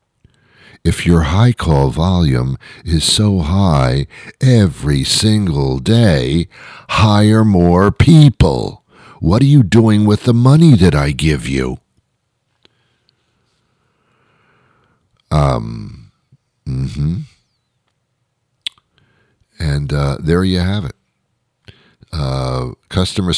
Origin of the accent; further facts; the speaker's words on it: United States; I'm an American. I speak English. I'm not from another country